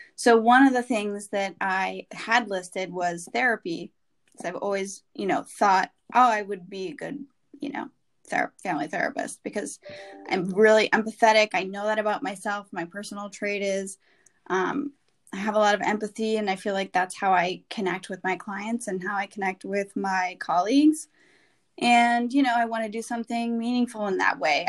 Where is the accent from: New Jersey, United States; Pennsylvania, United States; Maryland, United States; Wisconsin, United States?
Wisconsin, United States; moved away as an adult; also born or lived in San Francisco / New York; I grew up in the Midwest. Um, I'm from Wisconsin originally, and have lived in San Francisco and New York